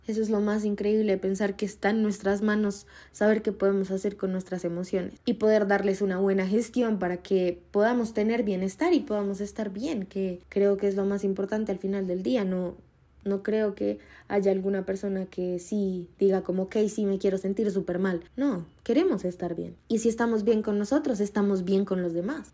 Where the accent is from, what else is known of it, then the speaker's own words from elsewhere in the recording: Colombia; Yo soy de Colombia